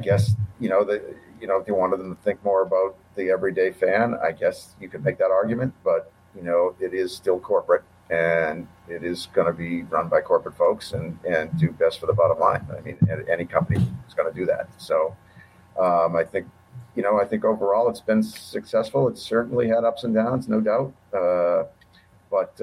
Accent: Boston, Massachusetts, United States; I grew up in Boston

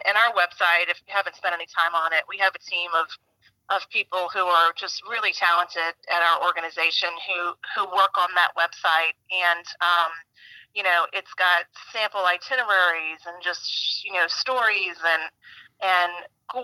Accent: St. Bernard Parish, Louisiana, United States; I grew up in St. Bernard. My family's still there

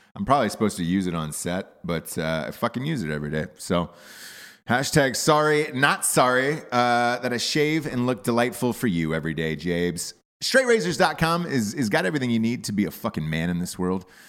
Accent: Atlanta, Georgia, United States; moved away; I grew up in Atlanta as a child

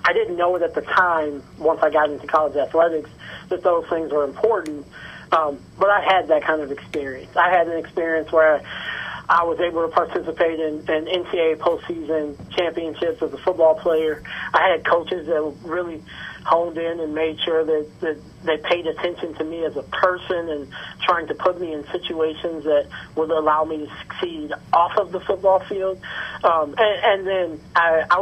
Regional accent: Evanston, Illinois, United States; I grew up in Evanston

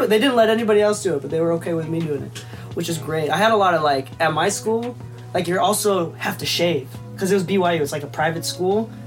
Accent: Japan; moved away; I think that's like a classic immigrant thing. So I'm an immigrant. So I moved from Japan.

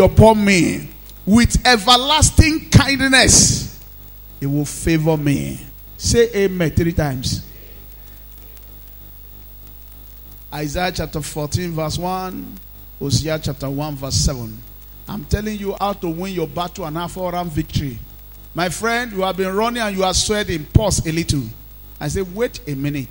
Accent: Nigeria; being a Nigerian, staying in Nigeria, and being in this part of the world

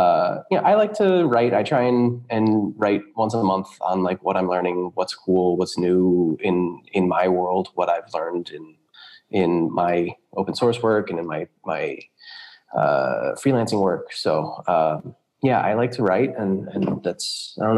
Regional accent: United States; moved away as an adult; also born or lived in California / New York; now in Berlin, Germany; I am a programmer based in Berlin, Germany. I'm American, though. We've lived here in Berlin for the last 3 years. Before that, we were in California. And before that, New York.

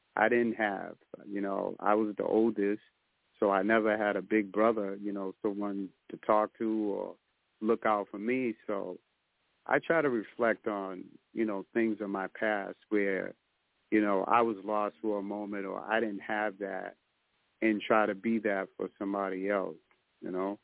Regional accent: Boston, Massachusetts, United States; I grew up in Boston

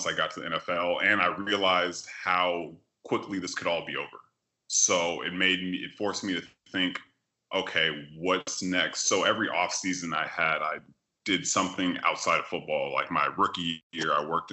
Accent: Sacramento, California, United States; moved away as an adult; also born or lived in Miami, Florida; I'm from Sacramento, California

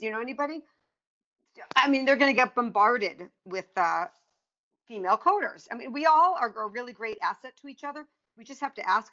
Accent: East Coast, United States; now in California, United States; I'm from the East Coast

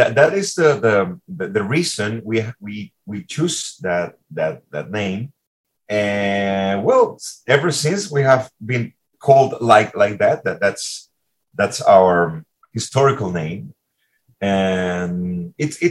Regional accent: Caracas, Capital District, Venezuela; Caracas, my hometown.

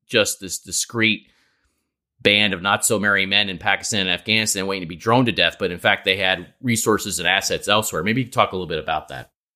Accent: New York, United States; the New Yorker representative on this podcast

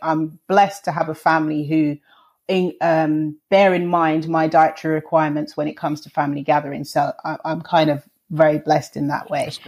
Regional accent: London, United Kingdom; I'm from I was born and raised in London

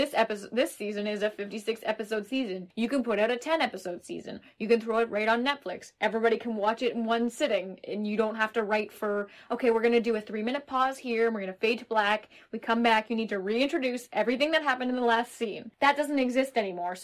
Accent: Toronto, Ontario, Canada; growing up in Toronto area

